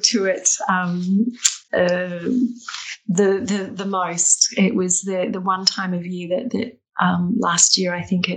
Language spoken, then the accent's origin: English; Australia; moved away as an adult; now in Dundee, United Kingdom; I'm not local, as I'm an Australian